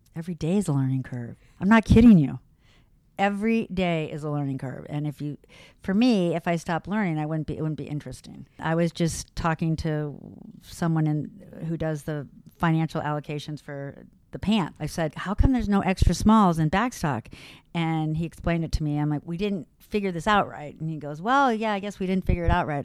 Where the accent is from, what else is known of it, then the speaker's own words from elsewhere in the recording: La Jolla, California, United States; moved away as an adult; now in Boston, United States; I grew up in Southern California, in La Jolla, near San Diego, born and raised there.